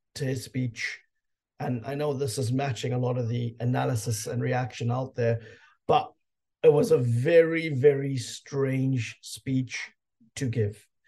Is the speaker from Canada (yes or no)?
no; South Africa; being a South African